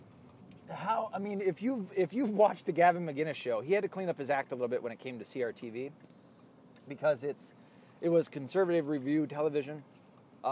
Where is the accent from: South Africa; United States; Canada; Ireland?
Ireland; being an Irish person